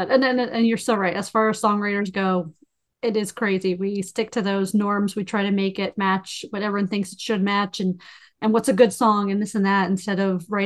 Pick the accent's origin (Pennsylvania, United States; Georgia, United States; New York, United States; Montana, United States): Pennsylvania, United States; now in Florida, United States; You know, I will say it is much better than being up north because I'm Pennsylvania born and raised and moved to Florida